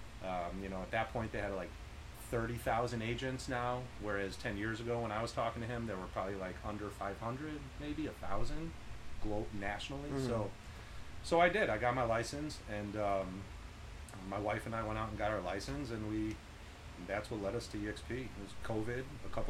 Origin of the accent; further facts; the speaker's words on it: Chicago, Illinois, United States; moved away as an adult; also born or lived in Dana Point, Orange County, California; now in Orange County, United States; I grew up in Chicago, and like, I left when I was 32. I moved out to like Orange County, Dana Point